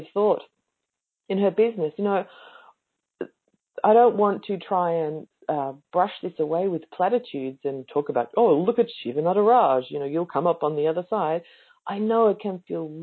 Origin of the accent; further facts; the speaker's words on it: Australia; I'm Australian.